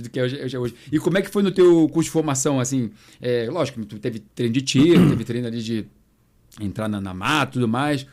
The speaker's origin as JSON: {"language": "Portuguese", "area": "Baixada Fluminense, Nova Iguaçu / Belford Roxo", "region": "Rio de Janeiro", "country": "Brazil", "tie": "born or raised there", "said": "Eu sou da Baixada, galera. Eu sou aqui do Rio de Janeiro. Na minha identidade tá carioca, mas eu sou da Baixada. Nova Iguaçu, Belfor Roxo. Ia de bicicleta pra escola"}